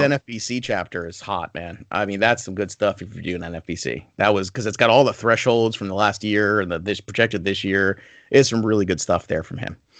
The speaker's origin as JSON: {"language": "English", "region": "New York", "country": "United States", "said": "I'm Italian and I'm from New York and I talk fast"}